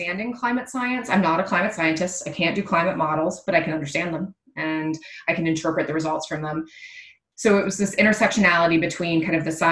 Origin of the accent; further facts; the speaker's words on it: Indiana, United States; moved away as an adult; also born or lived in East Coast; now in Ann Arbor, United States; So I'm a Midwesterner. I grew up in Indiana